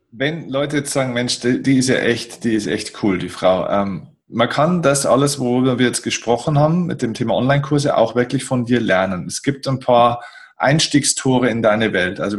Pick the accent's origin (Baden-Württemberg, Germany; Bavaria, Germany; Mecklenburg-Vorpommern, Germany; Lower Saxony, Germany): Bavaria, Germany; bei uns in Bayern sagt man ein bisschen krachert.